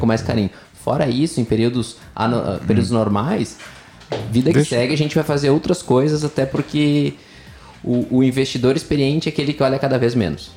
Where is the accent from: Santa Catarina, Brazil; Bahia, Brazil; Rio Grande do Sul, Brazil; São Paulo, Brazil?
Rio Grande do Sul, Brazil; Sou gaúcho nascido e criado no Sul